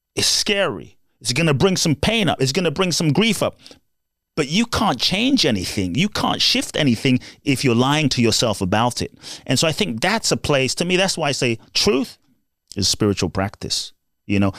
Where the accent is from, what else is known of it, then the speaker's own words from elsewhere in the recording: London, United Kingdom; also born or lived in Ghana; I was born in Ghana, West Africa. My father's from Ghana. My mother's Japanese. And I grew up in London.